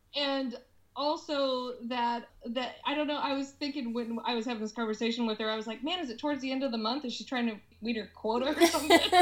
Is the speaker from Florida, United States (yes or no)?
no; Alaska, United States; now in Seattle, United States; people that I grew up with in Alaska